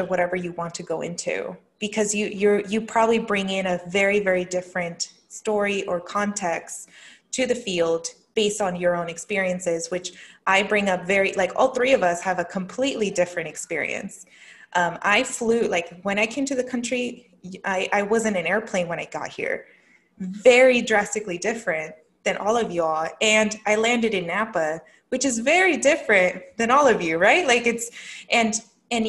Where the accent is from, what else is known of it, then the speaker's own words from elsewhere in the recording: Jalisco, Mexico; now in United States; they immigrated from el estado de Michoacán a Jalisco, and I was born in Jalisco